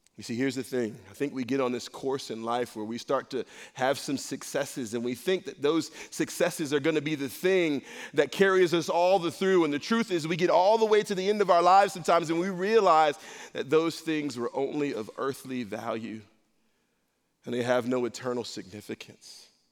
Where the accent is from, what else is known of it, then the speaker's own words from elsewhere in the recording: Rochester, New York, United States; I grew up in a rough spot. I'm from Rochester, New York.